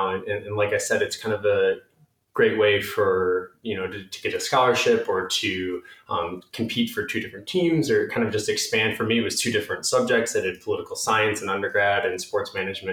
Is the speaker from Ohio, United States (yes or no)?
no; St. Charles, Illinois, United States; moved away as an adult; also born or lived in Los Angeles, California / Chicago, Illinois; now in Colorado, United States; I grew up in the western suburbs of Chicago, St. Charles